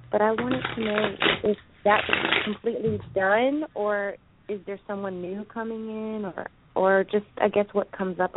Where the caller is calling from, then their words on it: Los Angeles, California, United States; I'm calling from the Valley, Los Angeles.